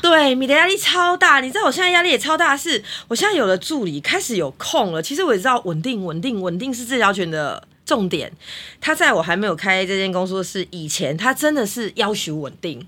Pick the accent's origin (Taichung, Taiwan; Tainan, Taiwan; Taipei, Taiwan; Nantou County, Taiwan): Taipei, Taiwan; 你知道我就是土生土长在台北